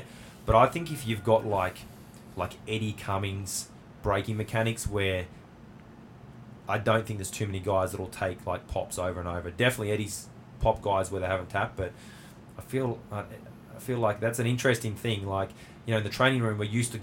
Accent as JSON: {"language": "English", "country": "Australia"}